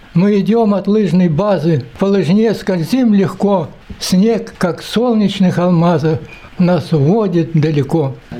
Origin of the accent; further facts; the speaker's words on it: Siberia, Russia; Я же родился в Сибири